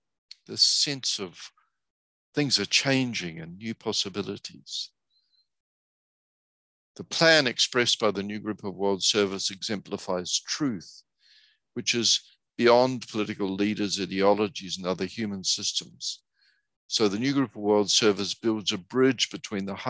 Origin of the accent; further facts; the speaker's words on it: New Zealand; now in United States; I'm originally from New Zealand